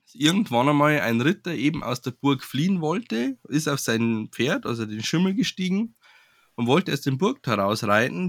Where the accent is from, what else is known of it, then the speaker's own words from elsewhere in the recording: Furth im Wald, Bavaria, Germany; meiner Heimatstadt, die unter anderem für ein äh, Volksschauspiel mit dem größten Schreitroboter der Welt bekannt ist